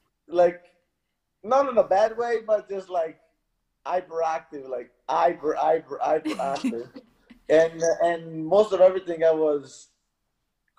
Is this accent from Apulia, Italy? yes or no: no; Mezzocorona, Trentino-Alto Adige, Italy; Mezzo Corona is the name of my place.